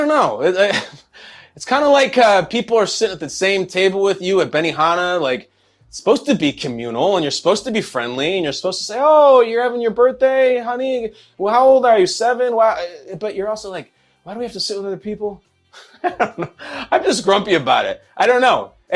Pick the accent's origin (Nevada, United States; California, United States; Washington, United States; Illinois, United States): Illinois, United States; Chicago; I'm from Chicago